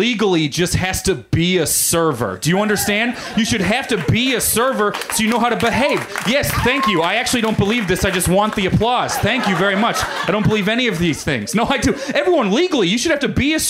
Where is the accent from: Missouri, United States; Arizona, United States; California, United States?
Missouri, United States; moved away as an adult; now in Los Angeles, United States; I grew up in Missouri.